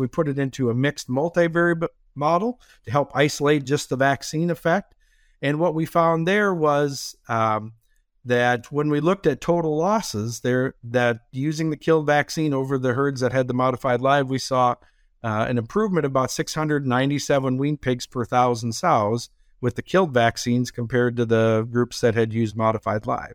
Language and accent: English; Minnesota, United States; moved away as an adult; now in Iowa, United States; born and raised in Minnesota